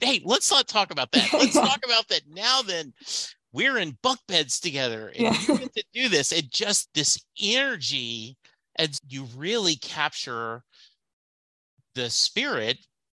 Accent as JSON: {"language": "English", "region": "Southern United States", "country": "United States", "tie": "born or raised there", "said": "I grew up in the South. And to me, gravy is white put over biscuits or brown put over rice."}